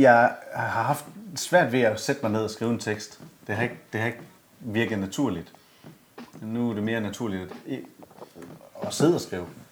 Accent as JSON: {"language": "Danish", "town": "Esbjerg", "region": "Southern Denmark", "country": "Denmark", "said": "fra Esbjerg. Ja, ja, ja. Og super flink fyr fra samme lille bitte skodby, som jeg kommer fra"}